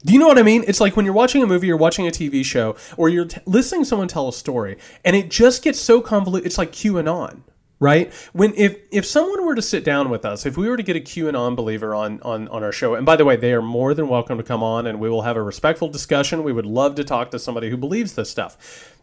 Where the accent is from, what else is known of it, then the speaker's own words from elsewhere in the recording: southern Indiana, United States; moved away as an adult; also born or lived in southern Georgia; now in Georgia, United States; I grew up in southern Indiana